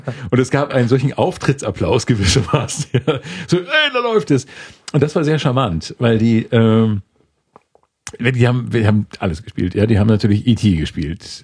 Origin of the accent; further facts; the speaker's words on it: Schleswig-Holstein, Germany; moved away; ich komme aus Schleswig-Holstein.